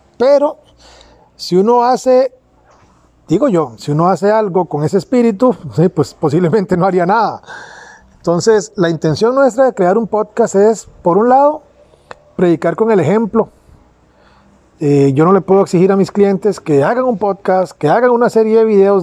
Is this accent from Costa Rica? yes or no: yes; Pérez Zeledón, San José, Costa Rica; nací en Pérez Celedón, al sur de Costa Rica